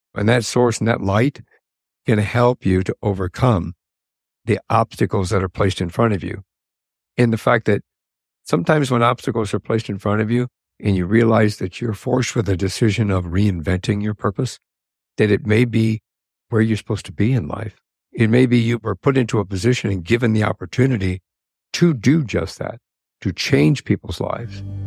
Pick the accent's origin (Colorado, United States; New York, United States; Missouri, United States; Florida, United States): Colorado, United States; moved away as an adult; now in Arizona, United States; I grew up and lived in Colorado.